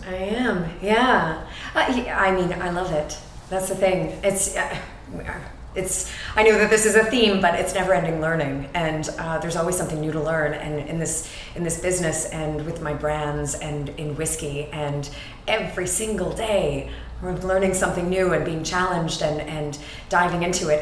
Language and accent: English; Canada; moved away as an adult; also born or lived in New York City, United States; now in Madrid, Spain; I am a Canadian with Scottish roots and in Canada, we talk about our roots